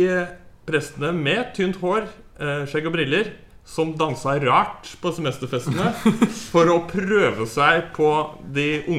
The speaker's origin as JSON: {"language": "Norwegian", "town": "Halden", "region": "Østfold", "country": "Norway", "said": "men det er hjemme i Halden, ute på byens egen alkoholikerpub."}